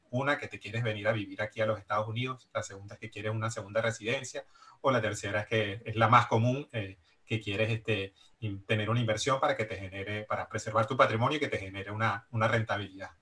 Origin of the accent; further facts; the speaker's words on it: Venezuela; moved away as an adult; also born or lived in Barcelona, Spain; now in Miami, United States; soy venezolano, también emigré desde Venezuela